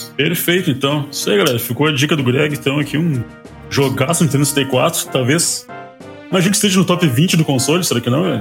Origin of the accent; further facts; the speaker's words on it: Brazil; a gente é brasileiro